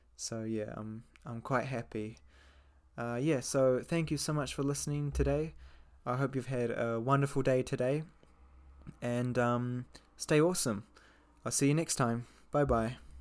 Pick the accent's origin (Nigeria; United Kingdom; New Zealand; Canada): New Zealand; moved away as an adult; now in Japan; I'm 22. I'm from New Zealand.